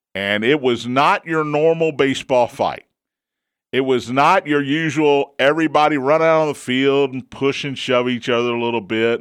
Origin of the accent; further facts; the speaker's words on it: United States; I'm an American